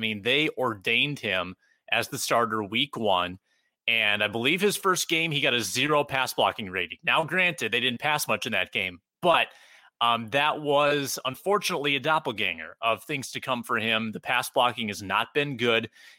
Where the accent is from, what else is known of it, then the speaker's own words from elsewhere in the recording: South Dakota, United States; now in Minneapolis, United States; For those that don't know, I'm from Southeastern South Dakota. And, there's some rural minded folks around there.